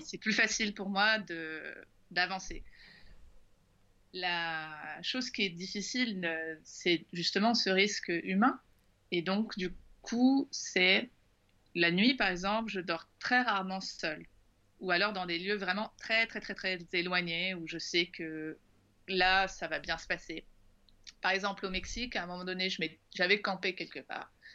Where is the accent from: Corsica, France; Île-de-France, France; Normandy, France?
Île-de-France, France; Paris; quand on vient de Paris, quand on vient de France